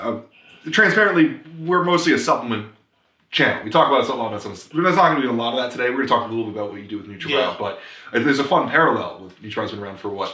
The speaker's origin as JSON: {"language": "English", "region": "New Jersey", "country": "United States", "said": "I'm from Jersey."}